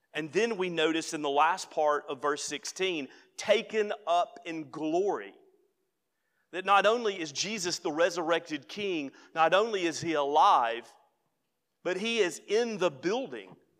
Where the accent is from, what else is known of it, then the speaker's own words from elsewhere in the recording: United States; as an American who elects a president